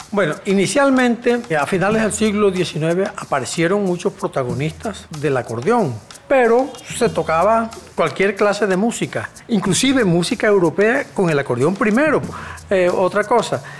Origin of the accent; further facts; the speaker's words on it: Villanueva, La Guajira, Colombia; now in Valledupar, Colombia; Yo nací en Villanueva, La Guajira, que hoy se conoce como cuna de acordeones. Eh, desde niño, por el entorno musical donde me crié